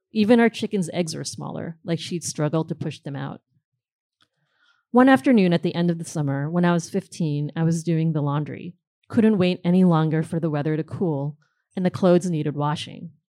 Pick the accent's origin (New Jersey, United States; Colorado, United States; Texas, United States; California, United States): New Jersey, United States; moved away as an adult; also born or lived in Queens, New York; now in Brooklyn, United States; I grew up in New Jersey for the most part